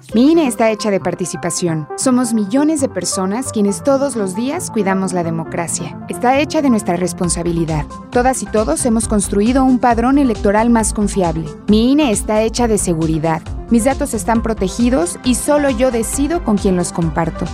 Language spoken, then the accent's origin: Spanish; Mexico; como mexicanos